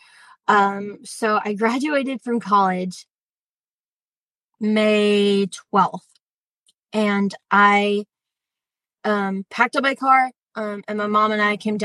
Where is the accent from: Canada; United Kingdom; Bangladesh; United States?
United States; Columbia, South Carolina; moved away; I'm originally from Columbia, South Carolina